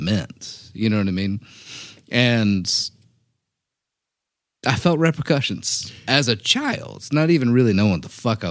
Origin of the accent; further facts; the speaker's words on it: Birmingham, Alabama, United States; now in Nashville, United States; I'm from Birmingham, Alabama. In high school, I went to a bowling alley in Birmingham